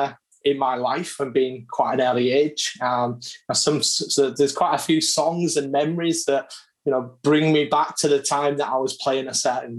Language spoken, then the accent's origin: English; Hull, Yorkshire and the Humber, United Kingdom; born or raised there